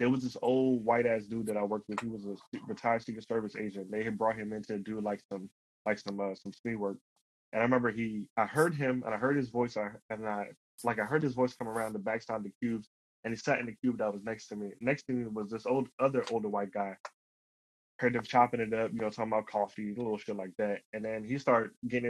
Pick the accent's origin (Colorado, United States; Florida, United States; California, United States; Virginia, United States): Virginia, United States; Alexandria; also born or lived in Woodbridge, Virginia; I grew up in Alexandria.